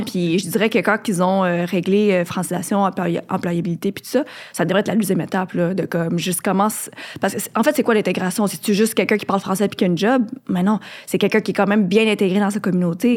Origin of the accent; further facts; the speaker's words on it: Quebec, Canada; je suis née au Québec, mais je suis quand même immigrante de deuxième génération